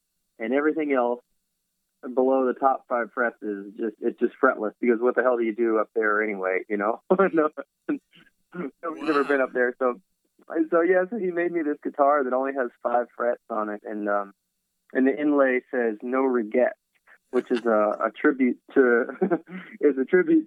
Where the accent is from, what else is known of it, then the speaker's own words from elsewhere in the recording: Virginia, United States; also born or lived in Philadelphia / Nashville; now in Los Angeles, United States; I grew up in Virginia